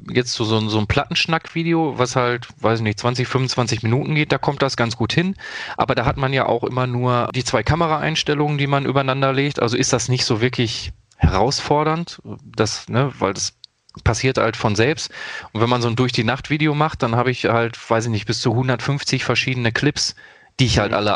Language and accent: German; Dortmund, North Rhine-Westphalia, Germany; Also ich komme ja aus Dortmund, das ist, glaube ich, hinlänglich bekannt für die Leute, die mich kennen.